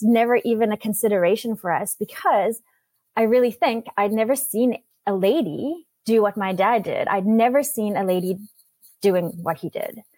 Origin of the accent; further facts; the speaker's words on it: South Africa; now in Vancouver, Canada; I was born and raised in South Africa. I moved to Canada to Vancouver about 22 years ago with my family.